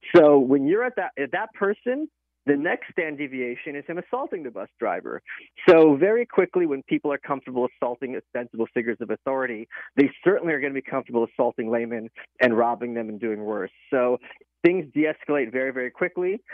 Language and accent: English; New York, United States; I'm a New Yorker